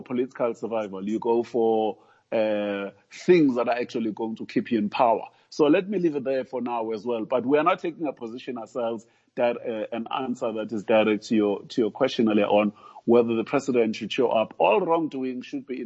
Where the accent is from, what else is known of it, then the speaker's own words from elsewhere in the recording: South Africa; us as South Africans